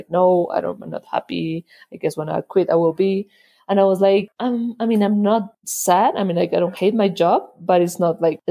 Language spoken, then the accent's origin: English; Colombia; also born or lived in United States; I was born in the States. My parents were studying there, but they were both Colombian. So after they finished their studies, they came back to Colombia